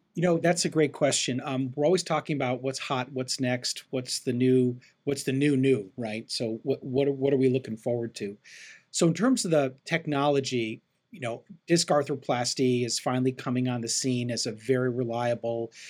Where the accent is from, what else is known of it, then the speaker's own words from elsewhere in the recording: Chicago, Illinois, United States; also born or lived in Cleveland, Ohio / Phoenix, Arizona; now in Los Angeles, United States; I grew up in Chicago and um, I live right now in Los Angeles, California